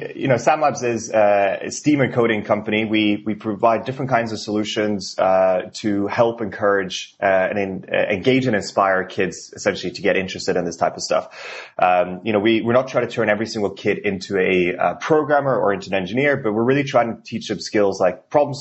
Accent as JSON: {"language": "English", "country": "Norway", "second_language": "English", "moved": "as an adult", "lives_now": "Portland, United States", "said": "I'm not from here originally, even though I live in Portland, been here for 3.5 years now and absolutely love it. Originally from Norway"}